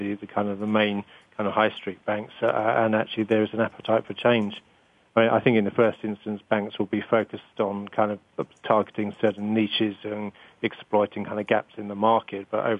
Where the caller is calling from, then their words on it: London, United Kingdom; From London.